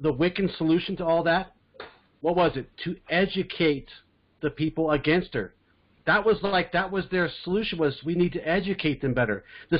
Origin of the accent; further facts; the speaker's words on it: California, United States; I grew up in California. I grew up in a conservative part